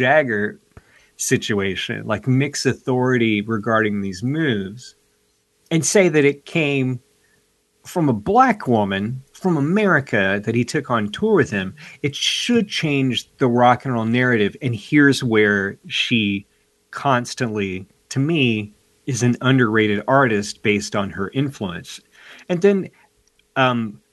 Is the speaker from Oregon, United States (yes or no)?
no; Tennessee, United States; my home state, Tennessee